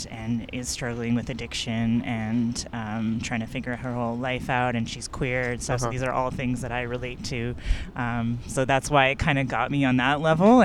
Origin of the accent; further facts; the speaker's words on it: Toronto, Ontario, Canada; I grew up in North York. I went to high school in North York.